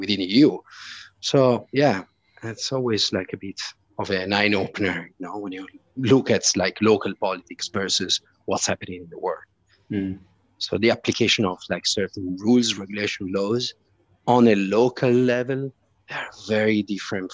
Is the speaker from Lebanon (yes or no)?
no; Italy; now in Malta; I come from Italy